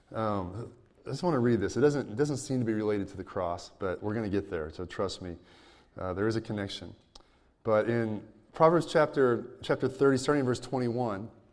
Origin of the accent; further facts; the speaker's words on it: United States; as an American